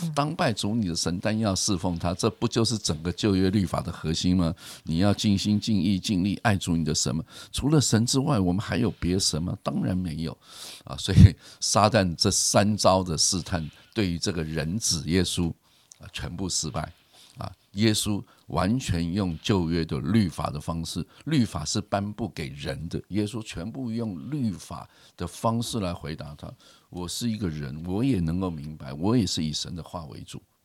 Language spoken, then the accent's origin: Chinese; Keelung, Taiwan; 我从小，呃，在基隆长大，也很喜欢钓鱼，然后常常在河边钓鱼